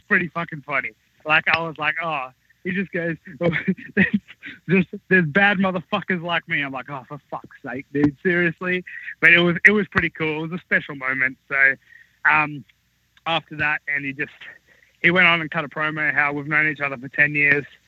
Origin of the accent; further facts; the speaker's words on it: Australia; moved away; I was from Australia